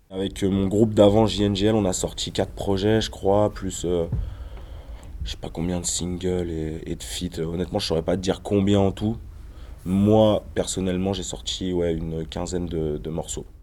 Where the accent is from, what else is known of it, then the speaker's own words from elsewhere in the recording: Ain, Auvergne-Rhône-Alpes, France; Je viens de la campagne, je viens de l'Ain.